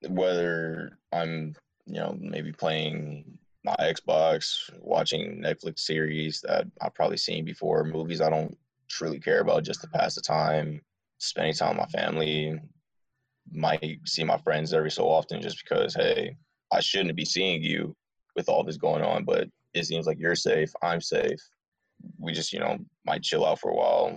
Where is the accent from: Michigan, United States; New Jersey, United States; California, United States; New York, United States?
Michigan, United States; Dearborn; I'm originally from Dearborn, Michigan